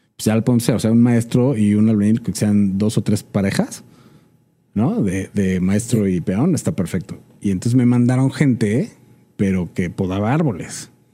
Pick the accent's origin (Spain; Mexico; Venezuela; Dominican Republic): Mexico; somos mexicanos y es una mezcla